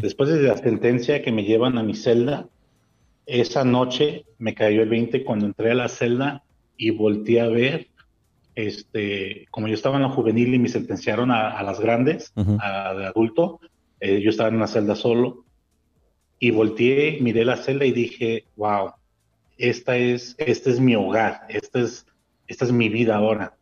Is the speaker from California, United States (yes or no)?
yes; Montebello, California, United States; moved away as an adult; now in Mexico; yo dije de Montebello porque fue donde yo me crié mayor parte de, que es en el este de Los Ángeles